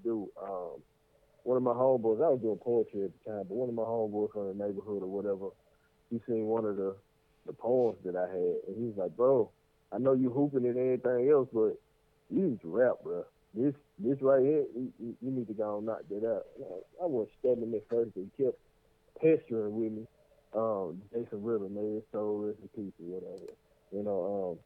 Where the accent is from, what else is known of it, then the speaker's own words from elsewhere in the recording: Memphis, Tennessee, United States; I'm from Memphis